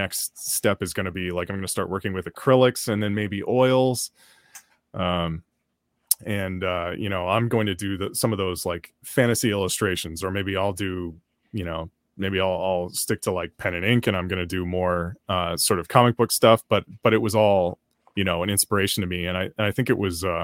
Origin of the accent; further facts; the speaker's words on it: Oakland, California, United States; if you grow up in Oakland